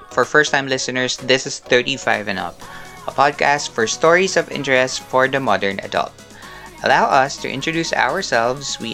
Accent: Central Luzon, Philippines; Taga Bulacan ako.

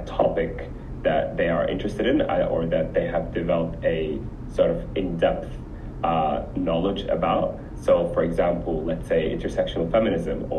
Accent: Sudan; also born or lived in Abu Dhabi, United Arab Emirates; now in Melbourne, Australia; I'm originally from Sudan

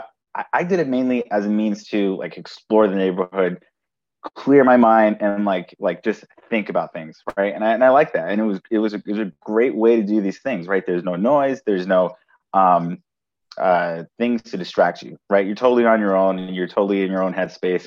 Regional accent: New York City, New York, United States; also born or lived in Brooklyn; I was born and raised in Manhattan

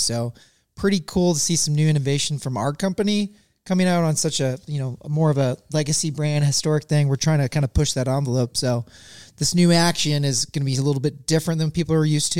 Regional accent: Missouri, United States; I grew up in Missouri, totally different style of hunting

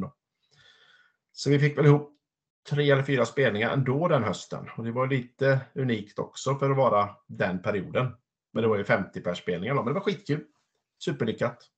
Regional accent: Larv, Västra Götaland, Sweden; min födelseort Larv utanför Vara

